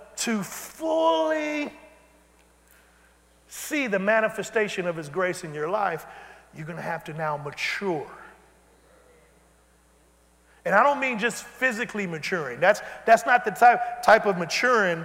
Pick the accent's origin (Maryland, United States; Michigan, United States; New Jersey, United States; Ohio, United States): Michigan, United States; Detroit; I'm from Detroit